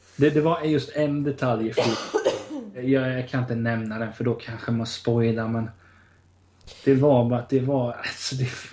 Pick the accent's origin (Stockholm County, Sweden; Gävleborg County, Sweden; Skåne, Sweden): Gävleborg County, Sweden; outside Hudiksvall; i Vena då, där jag är uppväxt utanför Hundsvall